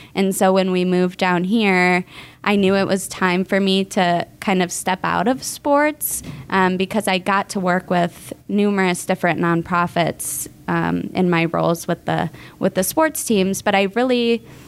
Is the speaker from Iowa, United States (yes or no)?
yes; Iowa, United States; moved away as an adult; also born or lived in Minneapolis, Minnesota; now in Tampa, United States; I'm originally from Iowa. My husband and I moved from Minneapolis, Minnesota